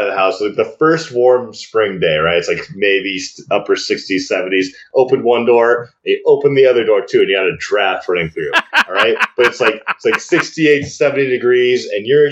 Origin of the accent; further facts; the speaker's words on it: the Northwest, Pacific Northwest, United States; growing up in the Northwest